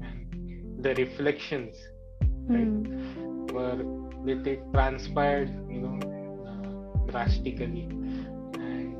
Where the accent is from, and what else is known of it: India